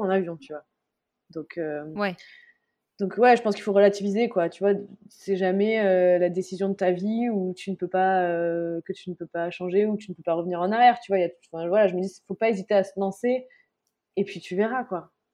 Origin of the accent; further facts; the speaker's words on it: southern France, France; moved away as an adult; also born or lived in Senegal; now in Mauritius; moi aussi, étant du Sud